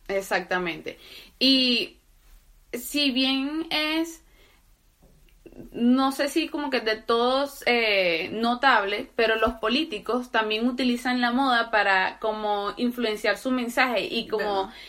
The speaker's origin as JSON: {"language": "Spanish", "country": "Venezuela", "said": "nosotros somos venezolanas"}